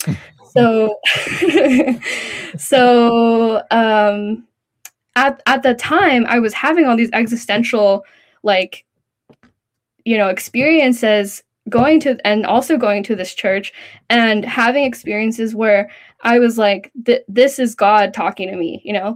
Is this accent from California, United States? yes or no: yes; Central Valley, California, United States; I grew up in the Central Valley of California.